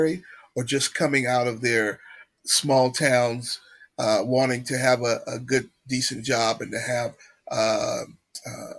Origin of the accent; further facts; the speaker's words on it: Southeast Kansas, United States; moved away as an adult; now in Wichita, United States; I'm from Southeast Kansas